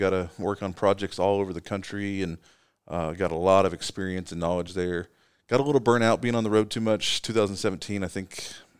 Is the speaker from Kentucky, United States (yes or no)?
yes; Kentucky, United States; I'm from East Kentucky originally.